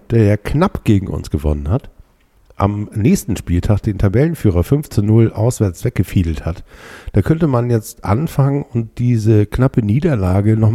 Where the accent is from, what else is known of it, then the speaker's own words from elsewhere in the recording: Germany; also ich bin ja hier aufgewachsen, ne? hier, hier oben in, in der Nähe von Hamburg und ähm, in einem kleinen Fischerdorf